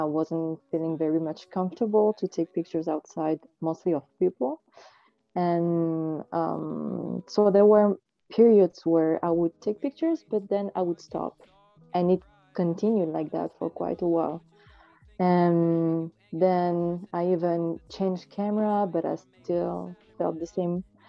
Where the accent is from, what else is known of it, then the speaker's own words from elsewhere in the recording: France; also born or lived in Marseille; I was born in France I'm actually living in, in Marseille